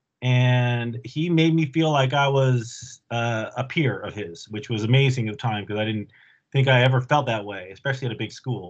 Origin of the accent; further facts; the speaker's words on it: Bay Area, California, United States; also born or lived in Alameda, California / La Selva Beach, California / Saratoga, California; I was born, raised in the Bay Area.